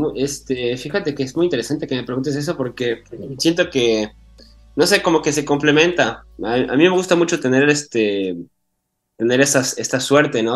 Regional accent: Mexico; now in Paris, France; crecí allá en México, yo cuando estaba chiquito yo estaba allá

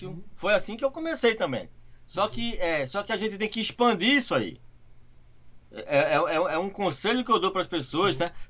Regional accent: São Paulo, Brazil; now in United States; Eu sou de São Paulo.

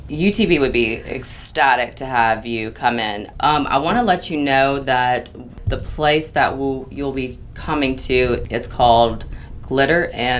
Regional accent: Los Angeles, California, United States

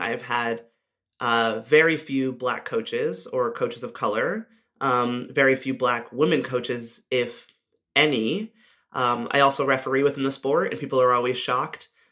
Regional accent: United States; as an American rugby player

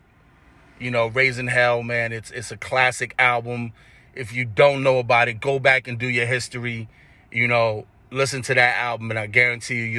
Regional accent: New York City, New York, United States; growing up in Hollis, Queens

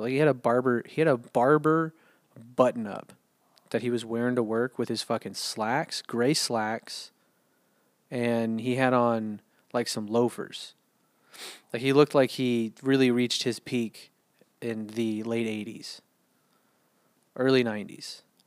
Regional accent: United States; also born or lived in San Antonio; I'm American

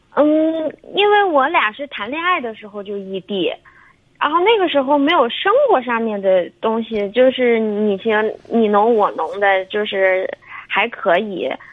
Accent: southern China, China; moved away as an adult; now in Shandong, China; 我是南方人，我自己毕业以后独自就过来了

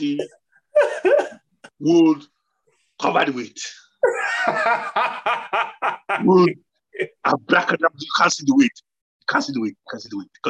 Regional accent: Nigeria; moved away; I grew up in Nigeria

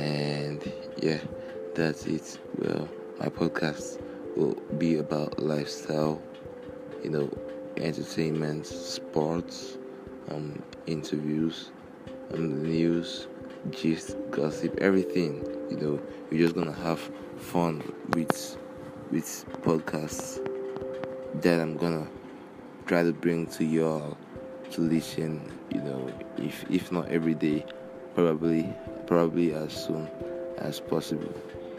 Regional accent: Lagos, Nigeria; I'm from Lagos, Nigeria.

